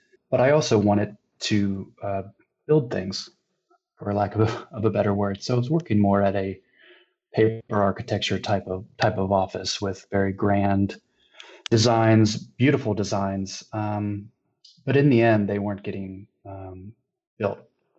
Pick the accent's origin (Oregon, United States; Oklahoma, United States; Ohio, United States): Ohio, United States; Cincinnati; now in San Francisco, United States; So I am originally from Cincinnati, Ohio. My parents still live there.